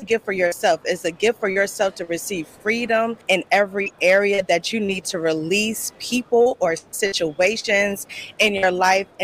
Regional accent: Newport News, Virginia, United States; I'm from Newport News, VA 757

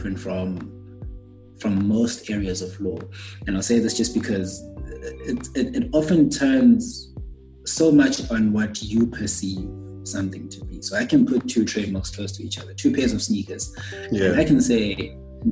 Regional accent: Bulawayo, Zimbabwe; moved away as an adult; now in South Africa; I was born and raised in Bulawayo. That's a city in Zimbabwe, actually

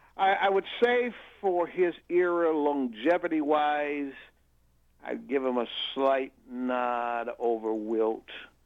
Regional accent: United States; also born or lived in Chicago, Illinois / Gary, Indiana; I was raised in Chicago, in Gary, Indiana.

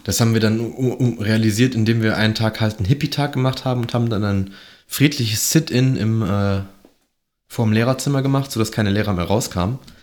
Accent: Mönchengladbach, North Rhine-Westphalia, Germany; ich bin ja gebürtiger Mönchengladbacher

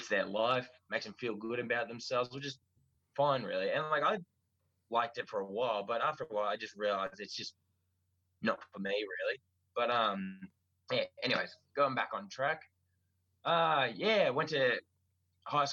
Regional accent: Stratford, Victoria, Australia; also born or lived in Sale / Briagolong; I was born on 24th of Feb 92 in Sale. I grew up actually in Stratford for most of my young life

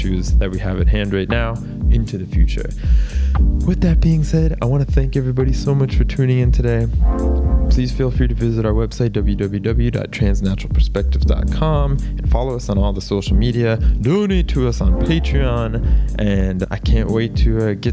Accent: Florida, United States; my home state, actually, of Florida in the United States

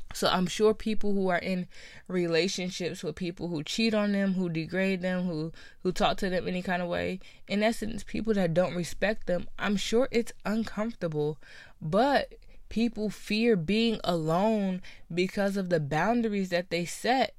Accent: New Jersey, United States; I'm from New Jersey

